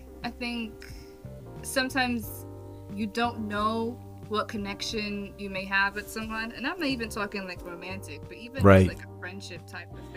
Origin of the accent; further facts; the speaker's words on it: New York City, New York, United States; moved away; I'm from New York, born and raised. I moved, but I'm from New York City